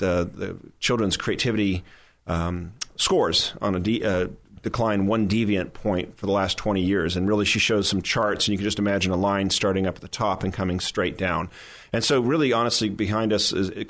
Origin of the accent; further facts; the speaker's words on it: Newport Beach, California, United States; also born or lived in Wellesley, Massachusetts; now in San Diego, United States; I'm born and raised in Newport Beach, California